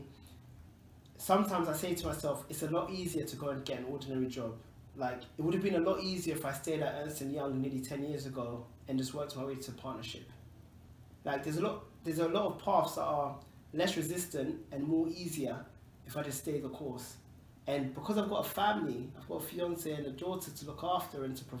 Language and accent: English; London, United Kingdom; I grew up in Tottenham